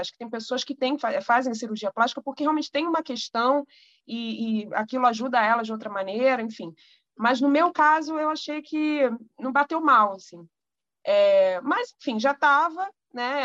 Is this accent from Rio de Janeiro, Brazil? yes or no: yes; Rio de Janeiro, Brazil; eu sou do Rio de Janeiro